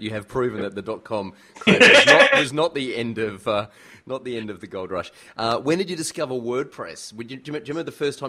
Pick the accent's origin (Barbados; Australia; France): Australia; Melbourne, Victoria; my hometown of Melbourne